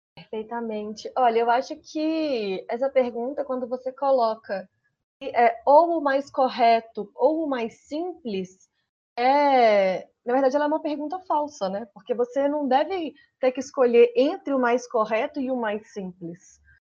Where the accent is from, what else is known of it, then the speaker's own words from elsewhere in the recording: Minas Gerais, Brazil; eu sou de Minas Gerais, estou lá no Pará